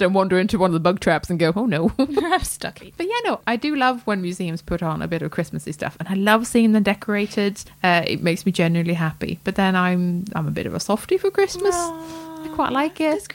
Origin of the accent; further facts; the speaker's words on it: Sweden; now in United Kingdom; this is as much my home country as Sweden